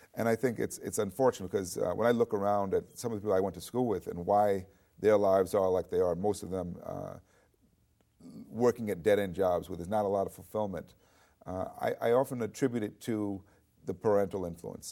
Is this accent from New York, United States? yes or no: yes; New York City, New York, United States; I grew up in New York City